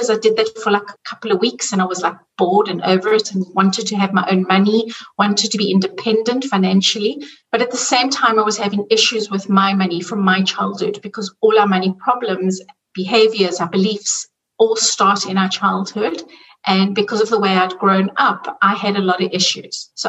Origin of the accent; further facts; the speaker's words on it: South Africa; now in Zurich, Switzerland; I'm originally from South Africa, and you can hear by the accent, and I'm living in Zurich in Switzerland.